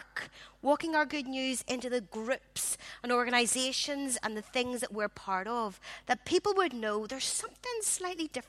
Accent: Belfast, Northern Ireland, United Kingdom; I grew up in the Congregational Church in Belfast.

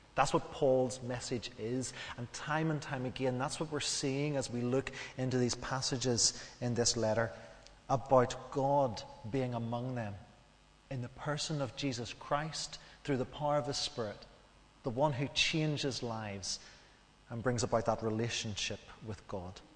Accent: Northern Ireland, United Kingdom; as we grew up in Northern Ireland, we knew what we could and what we couldn't

